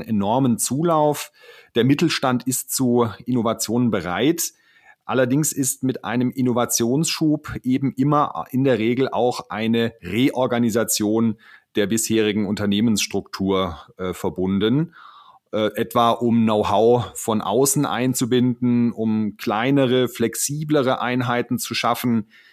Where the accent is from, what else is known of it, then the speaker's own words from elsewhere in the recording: Baden-Württemberg, Germany; bei uns in Baden-Württemberg